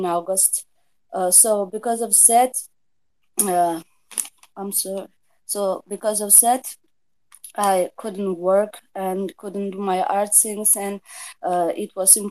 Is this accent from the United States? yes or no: no; Tbilisi, Georgia; I'm from Georgia, Tbilisi